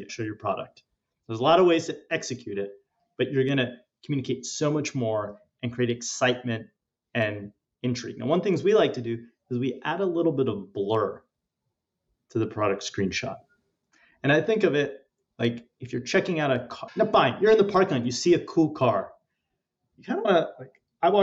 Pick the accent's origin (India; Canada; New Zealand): India; I'm Indian